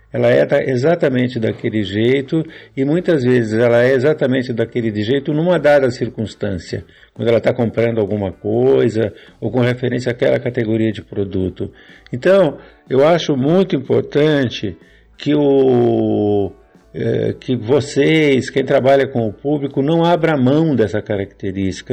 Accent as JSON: {"language": "Portuguese", "town": "Jaú", "region": "São Paulo", "country": "Brazil", "said": "Eu sou de Jaú, aqui do interior de São Paulo"}